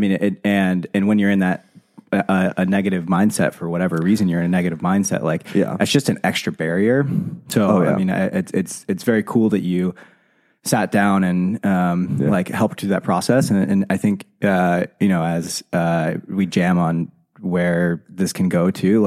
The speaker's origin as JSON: {"language": "English", "region": "Indiana", "country": "United States", "tie": "born or raised there", "said": "I grew up in Indiana"}